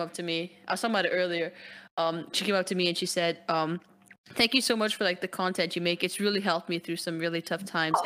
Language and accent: English; Lebanon; I'm Lebanese